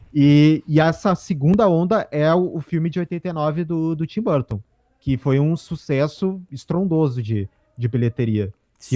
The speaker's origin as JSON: {"language": "Portuguese", "town": "Porto Alegre", "region": "Rio Grande do Sul", "country": "Brazil", "said": "nós somos nós somos aqui de Porto Alegre, Rio Grande do Sul"}